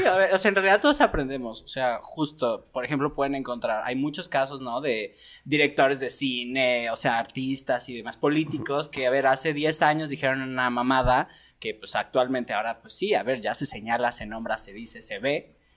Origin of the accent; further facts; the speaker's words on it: Mexico; cómo fuimos educados como mexicanos